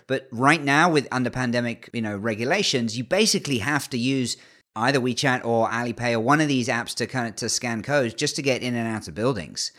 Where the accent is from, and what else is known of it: England, United Kingdom; born or raised there